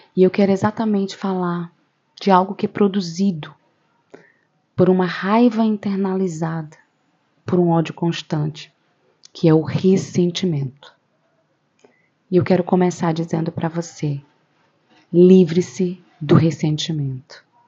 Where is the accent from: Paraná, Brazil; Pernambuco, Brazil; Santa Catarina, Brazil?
Pernambuco, Brazil; Camaragibe; sou de Pernambuco, de uma cidade chamada Camaragibe.